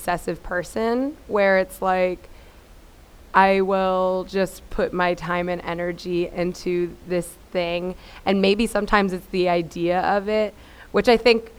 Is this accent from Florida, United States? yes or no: yes; Miami, Florida, United States; moved away; I'm from Miami